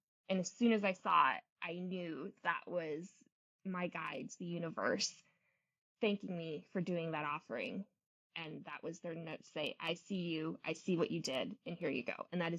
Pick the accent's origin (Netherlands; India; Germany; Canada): Germany; also born or lived in England; now in United States; I grew up, I was born in England, and we lived there for probably about 7 years. And then I was raised in Germany.